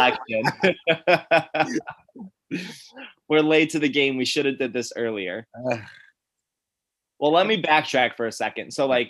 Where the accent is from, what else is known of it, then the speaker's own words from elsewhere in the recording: Syracuse, New York, United States; I grew up in Syracuse, New York.